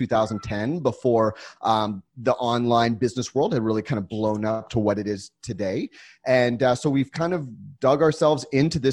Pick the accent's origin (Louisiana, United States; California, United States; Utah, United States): California, United States; San Diego; also born or lived in Los Angeles; I grew up in San Diego